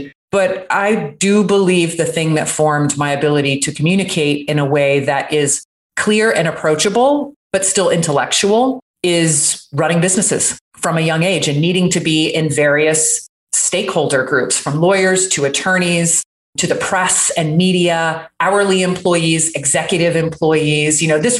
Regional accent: Jacksonville, Florida, United States; I completely lost my accent. That was very deep from growing up in Jacksonville, Florida, which is basically South Georgia.

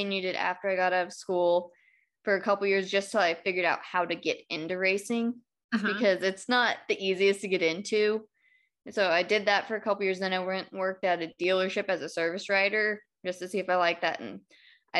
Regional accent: California, United States; moved away as an adult; I grew up in California

